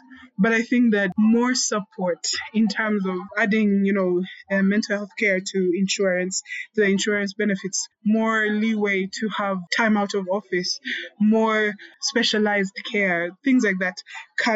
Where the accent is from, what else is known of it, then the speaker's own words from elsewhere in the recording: Uganda; Growing up in Uganda